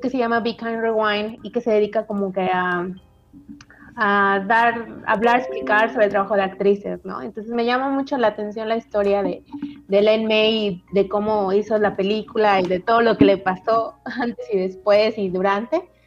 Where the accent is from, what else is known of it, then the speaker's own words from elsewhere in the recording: Mérida, Yucatán, Mexico; De Mérida.